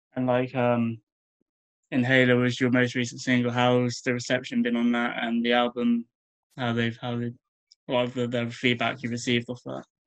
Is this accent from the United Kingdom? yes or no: yes; Bournemouth, South West England, United Kingdom; I'm from Bournemouth